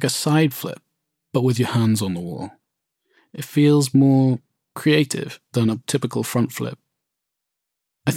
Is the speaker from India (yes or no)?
no; Milford Haven, Wales, United Kingdom; We're in a public park in my hometown of Milford Haven, Pembrokeshire, Wales